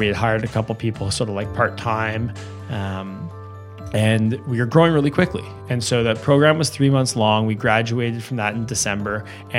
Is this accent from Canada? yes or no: yes; Westmount, Quebec, Canada; And this is a long way from growing up in Westmount, as you can imagine.